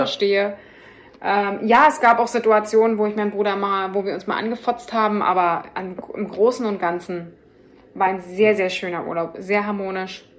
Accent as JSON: {"language": "German", "region": "Berlin", "country": "Germany", "said": "ich bin halt auch ein Berliner Mädchen"}